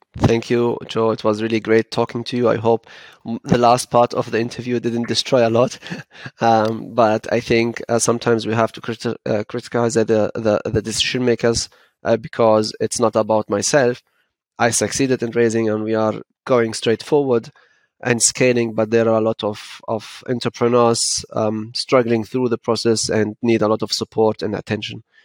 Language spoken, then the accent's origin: English; Frankfurt, Hesse, Germany; Frankfurt is home, and um, this is how uh, how I was was raised